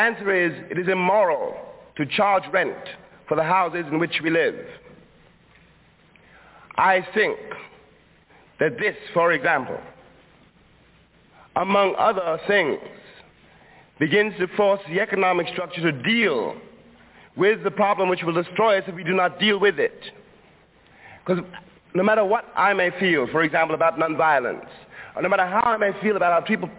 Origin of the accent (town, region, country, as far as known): Harlem, New York, United States; born or raised there